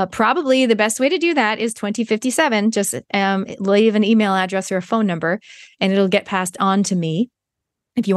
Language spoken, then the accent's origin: English; Canada; moved away; I was born in Canada